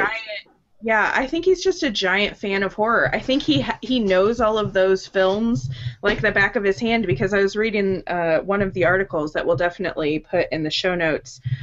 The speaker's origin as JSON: {"language": "English", "town": "St. Louis", "region": "Missouri", "country": "United States", "tie": "born or raised there", "said": "St. Louis, which is my hometown."}